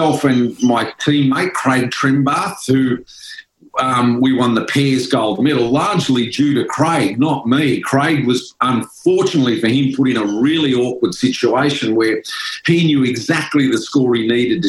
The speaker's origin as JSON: {"language": "English", "town": "Melbourne", "region": "Victoria", "country": "Australia", "tie": "born or raised there"}